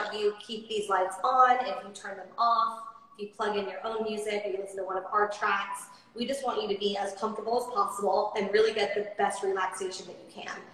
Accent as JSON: {"language": "English", "town": "Coronado", "region": "California", "country": "United States", "also_born_or_lived": "Nashville, Tennessee", "moved": "yes", "lives_now": "Austin, United States", "said": "I'm from Coronado, California, which is an island just off of San Diego"}